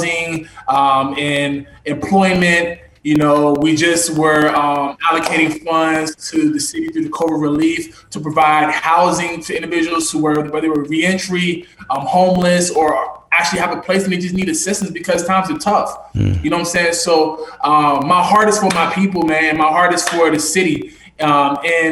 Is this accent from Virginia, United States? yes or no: yes; Charlottesville, Virginia, United States; born and raised in Charlottesville, you know, born in Prospect, raised in the county